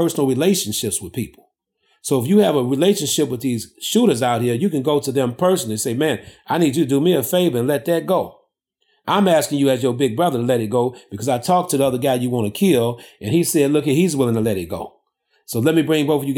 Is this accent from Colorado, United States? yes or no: no; Chicago, Illinois, United States; I basically was born and raised in the heart of the ghetto here in Chicago. I grew up on the south side and the west side of Chicago.